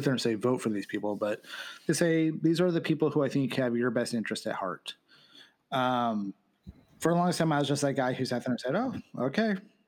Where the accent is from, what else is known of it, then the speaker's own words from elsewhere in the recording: California, United States; as a Californian, what I would really love to sit there and see is just one person, one vote, popular vote.